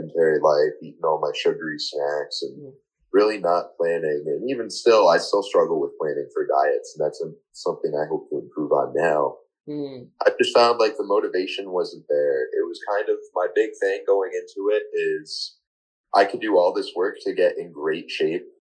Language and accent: English; Rocky Hill, Connecticut, United States; I'm actually from Rocky Hill, born and raised